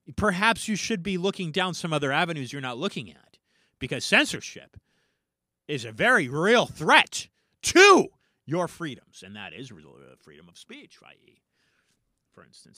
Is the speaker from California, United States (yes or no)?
yes; California, United States; now in Florida, United States; as a Californian by origin, I found my way over to the East Coast, the Florida beaches.